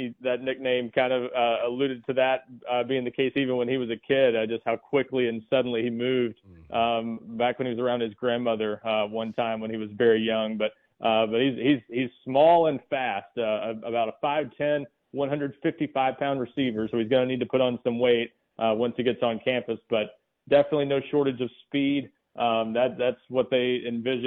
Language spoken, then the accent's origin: English; Middle Tennessee, United States; I grew up there in Middle Tennessee